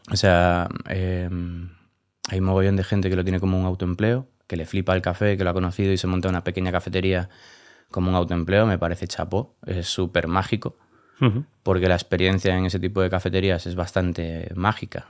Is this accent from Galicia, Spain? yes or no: yes; Galicia, Spain; moved away as an adult; also born or lived in Barcelona; now in Madrid, Spain; soy gallego